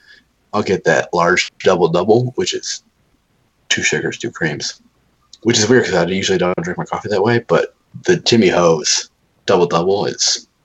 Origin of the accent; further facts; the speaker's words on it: Buffalo, New York, United States; now in Savannah, United States; I'm from Buffalo.